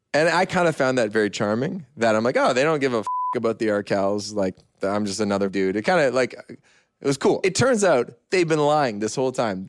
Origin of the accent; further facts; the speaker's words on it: Canada; I'm very proud Canadian.